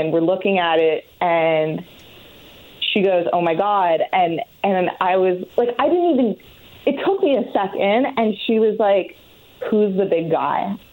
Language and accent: English; Canada; I'm Canadian